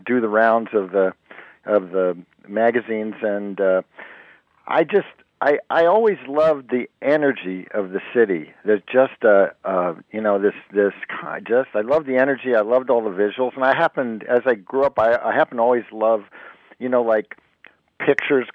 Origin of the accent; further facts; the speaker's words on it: Jersey Shore, New Jersey, United States; also born or lived in Brooklyn, New York; I grew up on the Jersey Shore